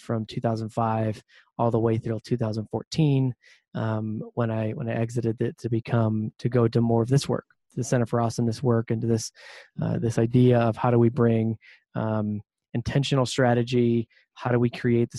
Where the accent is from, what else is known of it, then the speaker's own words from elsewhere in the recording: Ohio, United States; I'm originally from Ohio, the Midwest